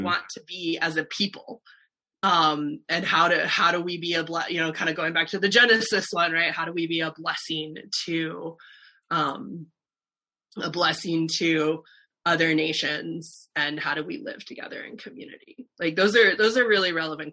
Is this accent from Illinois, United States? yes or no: no; South Dakota, United States; moved away as an adult; also born or lived in Richmond / Nashville; I am not from the South originally. I am from South Dakota.